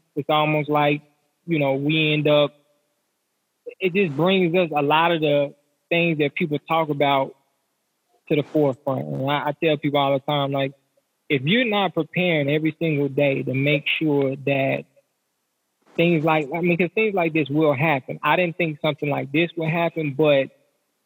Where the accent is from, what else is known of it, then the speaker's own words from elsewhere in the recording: the South, United States; most of us, we're from the South, so we're in the Bible, but we grew up in church